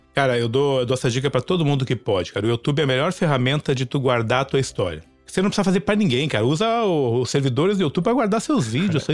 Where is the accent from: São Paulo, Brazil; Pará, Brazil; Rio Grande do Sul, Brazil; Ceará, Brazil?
Rio Grande do Sul, Brazil; Porto Alegre; moved away as an adult; also born or lived in Caxias do Sul; now in Orlando, United States; Sou um cara que nasci no Rio Grande do Sul, nasci no interior, mamãe se separou do papai com três anos, aí morei a vida inteira em Porto Alegre